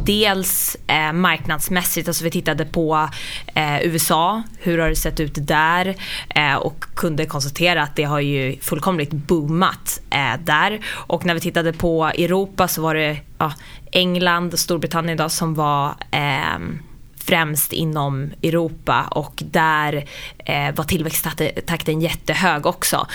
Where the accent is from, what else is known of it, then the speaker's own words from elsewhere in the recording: Sollentuna, Stockholm County, Sweden; Jag kommer från Sollentuna, eh, norrort från mm. Stockholm.